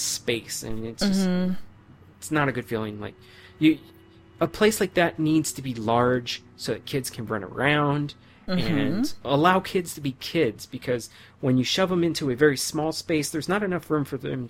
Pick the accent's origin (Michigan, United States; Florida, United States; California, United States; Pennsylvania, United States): California, United States; San Jose; I grew up in San Jose